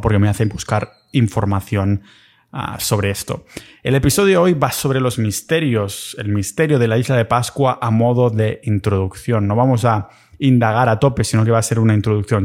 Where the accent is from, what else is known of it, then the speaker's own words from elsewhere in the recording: Catalonia, Spain; accent: Catalan; que se me va el acento catalán